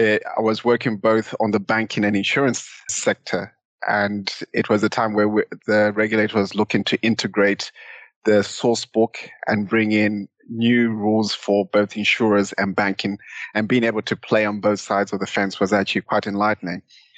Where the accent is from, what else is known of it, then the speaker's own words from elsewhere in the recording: Zimbabwe; accent: Southern African; now in United Kingdom; back then in Zimbabwe. So hopefully some people have picked up my Southern African accent in the intro.